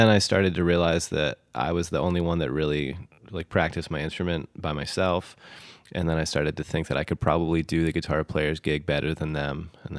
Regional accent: South Williamsport, Pennsylvania, United States; I'm from South Williamsport, Pennsylvania, which is not a place with lots of culture.

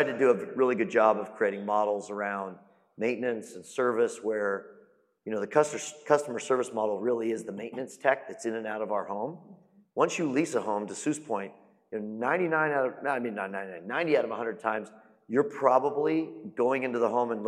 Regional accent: Phoenix, Arizona, United States; moved away as an adult; also born or lived in Dallas-Fort Worth, Texas; now in Dallas, United States; I'm from Phoenix, which I think is also a phenomenal market. I've lived here now 6 years

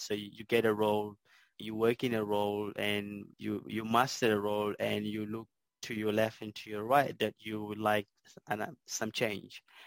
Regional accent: South Sudan; moved away as an adult; now in Melbourne, Australia; grew up in a small island uh, in South Sudan

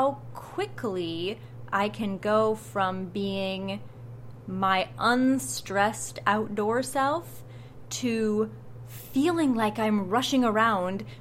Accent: Iowa, United States; my home state of Iowa

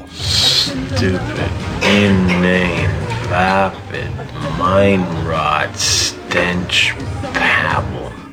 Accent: Cleveland, Texas, United States; I'm from Cle- Cleveland, Texas.

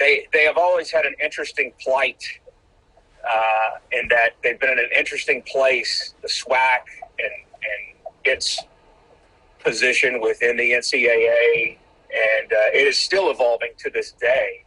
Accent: Jackson, Mississippi, United States; I'm a Jackson native. You know, I was born in Jackson and lived in the city limits for the first 22 or so years of my life

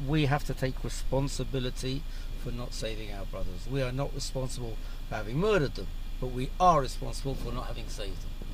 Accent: London, United Kingdom; now in Israel; I grew up abroad. I grew up in London.

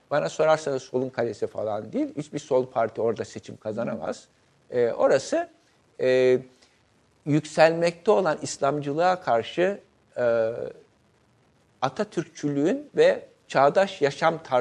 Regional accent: İzmir, Turkey; İzmir'de doğdum, İzmir'de büyüdüm. İzmir'in kültürü, sosyal hayatıyla haşır neşir olduğum için

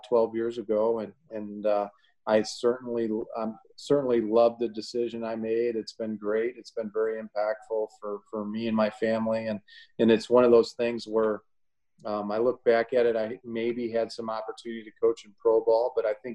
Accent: Illinois, United States; moved away as an adult; now in Ohio, United States; I grew up in Illinois

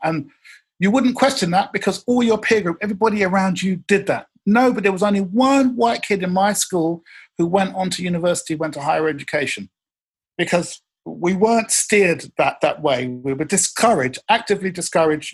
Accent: England, United Kingdom; I'm from England. But the one thing that we learned in England

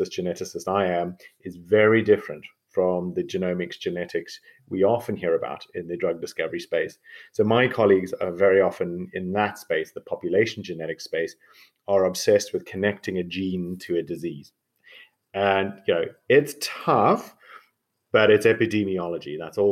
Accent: South Africa; moved away as an adult; now in Oxford, United Kingdom; I'm a South African medical doctor and geneticist, so that's my weird accent

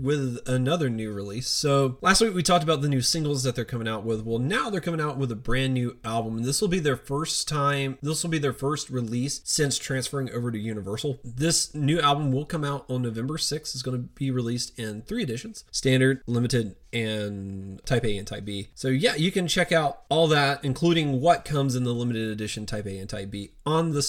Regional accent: the South, United States; I grew up in the South.

